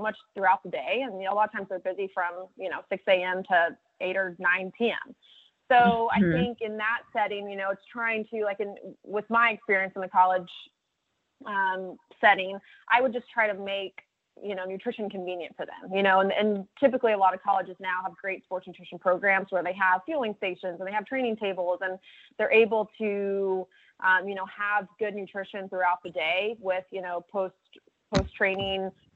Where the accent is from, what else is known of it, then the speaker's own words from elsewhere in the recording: Dallas, Texas, United States; moved away as an adult; also born or lived in Auburn, Alabama / Bloomington, Indiana; I grew up in Dallas